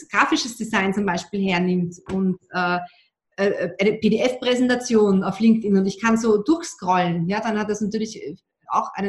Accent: Austria; was ich als Österreicherin immer schweren Herzen zugeben muss, ich bin mit einem Deutschen verheiratet.

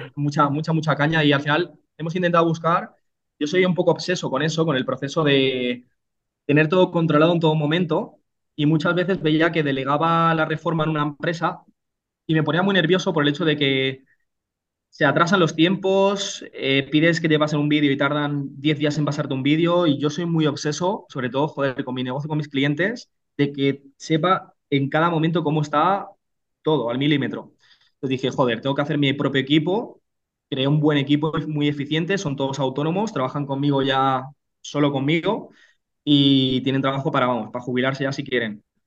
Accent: Reus, Catalonia, Spain; moved away as an adult; now in Burgos, Spain; Pues yo soy nacido en, en Reus, Tarragona, una, pequeña ciudad de, 100.000 habitantes de, de Cataluña

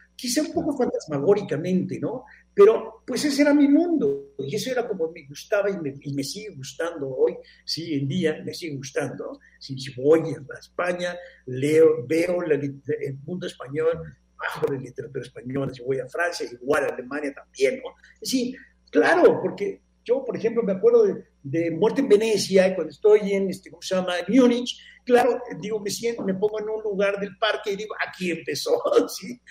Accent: Mexico; moved away as an adult; also born or lived in Barcelona, Spain; soy un mexicano

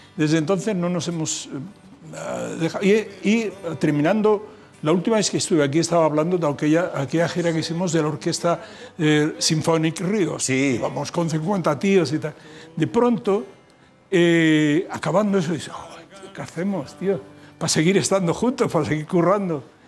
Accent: Granada, Andalusia, Spain; moved away; vengo de una ciudad donde el, el último cartel que vi yo cuando salí de Granada

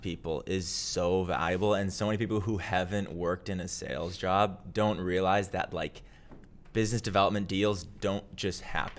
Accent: Minneapolis, Minnesota, United States; So I am originally from Minneapolis, Minnesota. Okay. So grew up there and then went to school at the University of Wisconsin

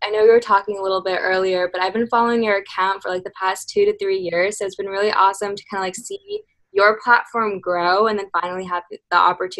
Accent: Boston, Massachusetts, United States; I'm from Boston, but I'm from a suburb.

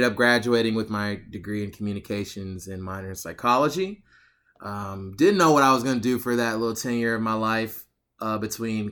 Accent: Atlanta, Georgia, United States; moved away as an adult; also born or lived in Columbia, South Carolina; I was born in Atlanta, Georgia.

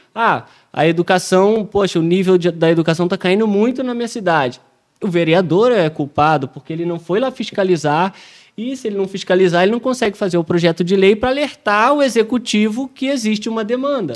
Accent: Rio de Janeiro, Brazil; não sou paulista, pô, sou carioca

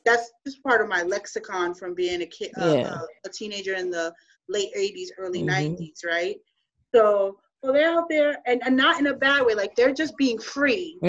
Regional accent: New York City, New York, United States; moved away; also born or lived in Florida; I grew up in New York City at the time. Mm-hmm. I'm Puerto Rican, but I'm Afro-Latinx

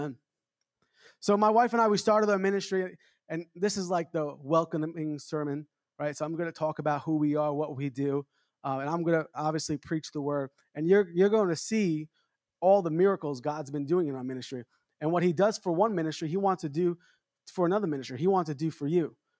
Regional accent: New York City, New York, United States; I'm from New York. I grew up in Long Island, Queens

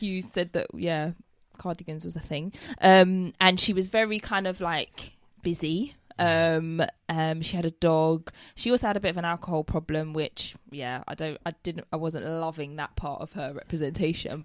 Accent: London, United Kingdom; I'm born and raised London. I've lived here all my life.

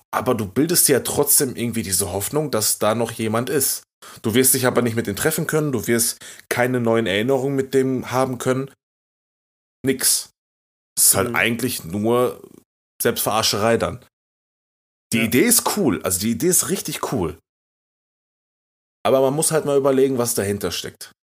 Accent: Turkey; aber ich bin Türke

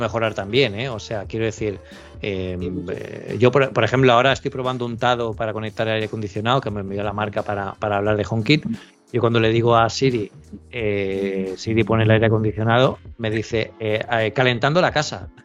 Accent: Elche, Valencian Community, Spain; now in Barcelona, Spain; yo vivo en Barcelona, pero yo soy de Elche, en, en, Alicante, yo tengo la familia allí

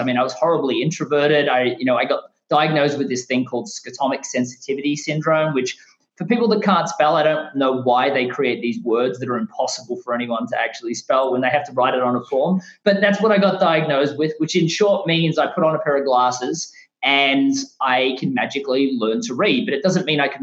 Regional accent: Australia; moved away as an adult; now in United States; my home country of Australia

